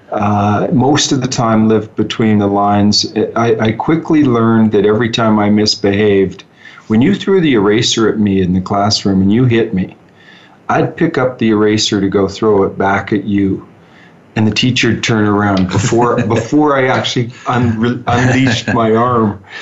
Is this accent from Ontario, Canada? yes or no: yes; Huntsville, Ontario, Canada; also born or lived in Utah / New York; now in Calgary, Canada; I'm from a little town north of Toronto, a couple hours, a town of 3,000 people, and uh, it's called Huntsville. It's in the, the Lake Country, referred to as Muskoka in Ontario grew up there